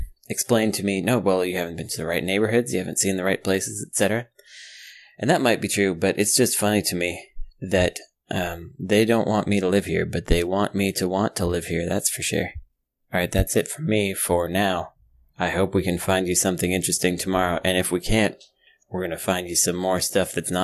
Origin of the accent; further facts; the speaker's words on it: California, United States; as a Californian